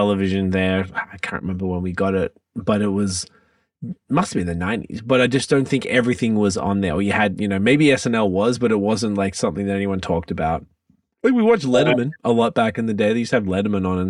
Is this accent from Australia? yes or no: yes; Australia; moved away as an adult; now in Canada; I grew up in Australia